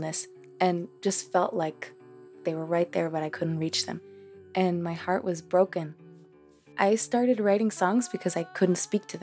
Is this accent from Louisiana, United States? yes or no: no; Boston, Massachusetts, United States; first language Spanish; English is a second language; also born or lived in Cambridge, Massachusetts; we learned English just by living in Cambridge and in Boston